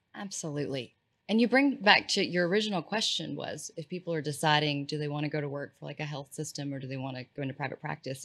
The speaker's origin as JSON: {"language": "English", "region": "East Texas", "country": "United States", "said": "I'm from East Texas"}